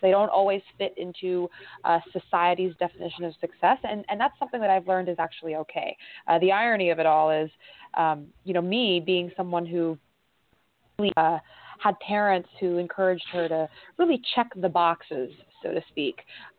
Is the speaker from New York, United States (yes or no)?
no; San Francisco, California, United States; I grew up in a predominantly Asian American community, so a lot of those Confucian values and traditions were a huge prese